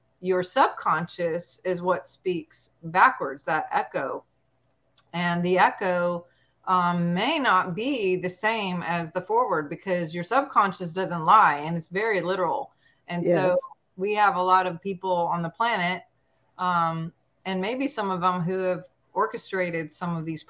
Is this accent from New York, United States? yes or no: no; Montana, United States; moved away; Montana is my home state